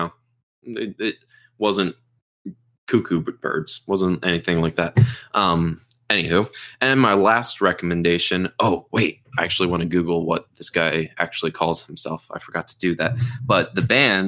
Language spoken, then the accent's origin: English; United States; I'm American